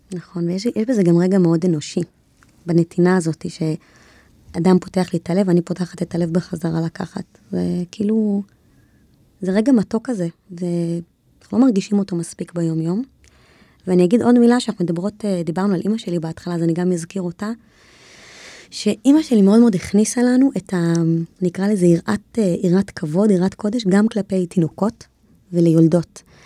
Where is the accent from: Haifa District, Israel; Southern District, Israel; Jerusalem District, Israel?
Jerusalem District, Israel; Jerusalem; אנחנו ירושלמים